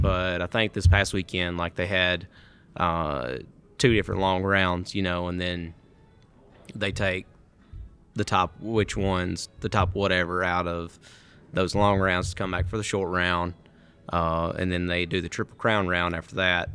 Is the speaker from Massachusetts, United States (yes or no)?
no; Mississippi, United States; I'm from Mississippi.